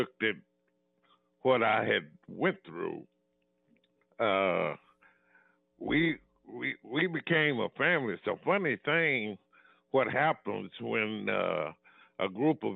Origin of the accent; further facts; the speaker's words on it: Denton, Texas, United States; also born or lived in Dallas; I was born in Denton